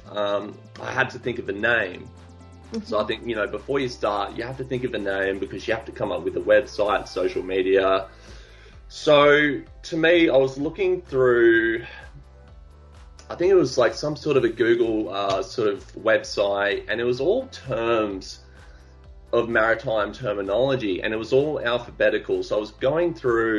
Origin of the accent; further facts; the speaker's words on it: Australia; also born or lived in Gold Coast; I'm an Australian artist of the social generation